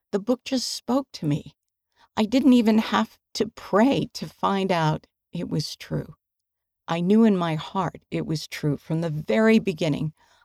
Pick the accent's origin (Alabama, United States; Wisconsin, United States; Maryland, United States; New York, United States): Alabama, United States; That's when I decided to call Elaine Oborn, a member of our ward while I was growing up in Alabama.